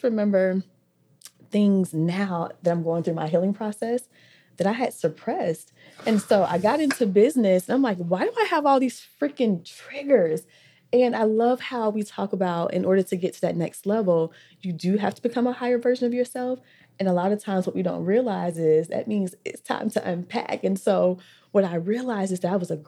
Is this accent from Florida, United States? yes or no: yes; Orlando, Florida, United States; I'm from West Orlando. Because honestly, we've lived in every hood.